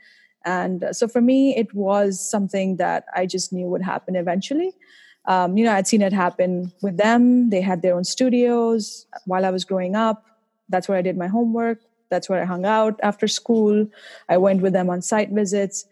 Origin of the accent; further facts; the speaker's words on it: India; now in Boston, United States; I'm originally from India, as you might be able to tell from my accent